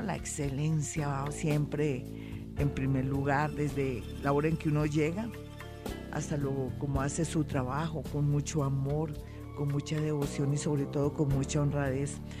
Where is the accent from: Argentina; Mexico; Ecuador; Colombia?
Colombia; Somos mujeres colombianas